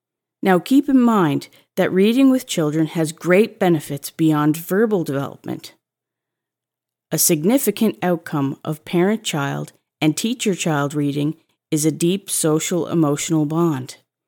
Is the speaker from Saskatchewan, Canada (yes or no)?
yes; Saskatchewan, Canada; Growing up in Saskatchewan, I remember lounging in an antique carpeted bathtub, the kind with legs, which sat in the kids' section of my small town library.